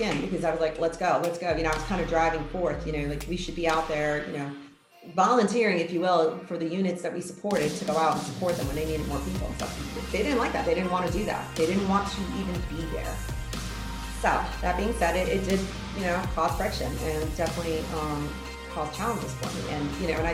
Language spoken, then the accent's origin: English; New York City, New York, United States; I grew up in the New York City area